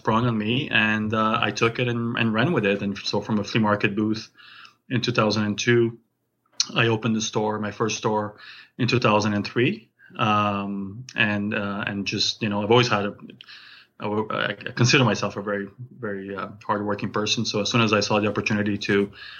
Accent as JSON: {"language": "English", "country": "France", "moved": "yes", "lives_now": "Calgary, Canada", "said": "I'm originally from France. I came to Canada 23 years ago"}